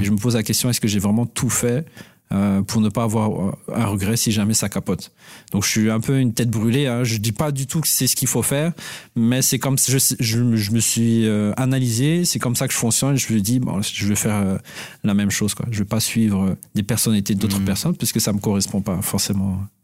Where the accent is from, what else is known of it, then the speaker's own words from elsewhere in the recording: Madagascar; moved away; Donc moi je suis d'origine malgache. Donc j'ai grandi à Madagascar